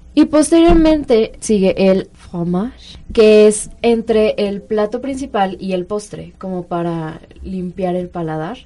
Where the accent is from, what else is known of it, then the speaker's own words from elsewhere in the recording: Mexico City, Mexico; somos mexicanos o chilangos